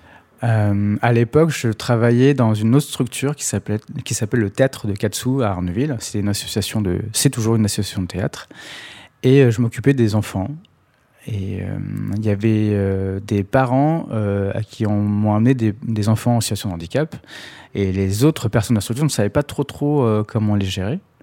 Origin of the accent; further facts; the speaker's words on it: Sarcelles, Île-de-France, France; je viens de Sarcelles, à la base.